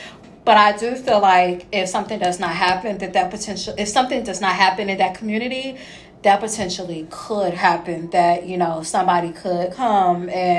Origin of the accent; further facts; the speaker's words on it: Indianapolis, Indiana, United States; I'm from Indy.